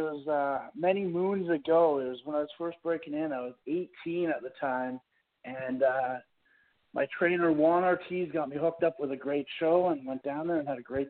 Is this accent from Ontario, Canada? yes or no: no; Campbell River, British Columbia, Canada; I'm from Campbell River, British Columbia. That's on Vancouver Island in Canada.